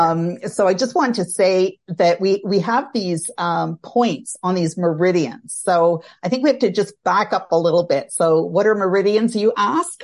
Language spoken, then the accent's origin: English; Canada; I'm Canadian. I, uh, live outside of Toronto, uh, Canada